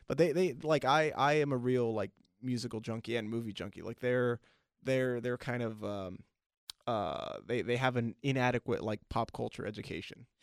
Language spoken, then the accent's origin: English; Long Beach, California, United States; we both grew up in, uh, Northside Long Beach